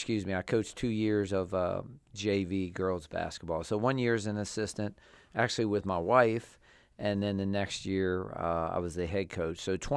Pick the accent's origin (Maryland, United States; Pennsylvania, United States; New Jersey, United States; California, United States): Maryland, United States; Waldorf; I had done several years of youth football back in Charles County. I grew up in the Waldorf area, and I started coaching youth football in probably like 1986.